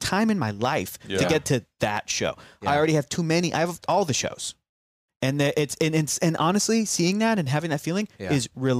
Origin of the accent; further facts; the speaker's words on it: San Diego, California, United States; also born or lived in Los Angeles; growing up in San Diego